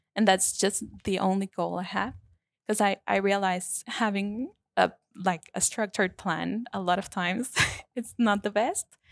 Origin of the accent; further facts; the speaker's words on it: Paraguay; moved away as an adult; now in Melbourne, Australia; I come from Paraguay, South America